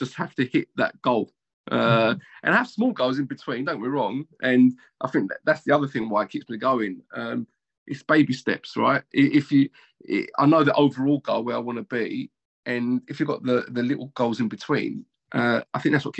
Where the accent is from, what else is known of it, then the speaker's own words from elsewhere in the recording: London, United Kingdom; when I was a kid, I grew up in Canning Town, Upton Park, council flats.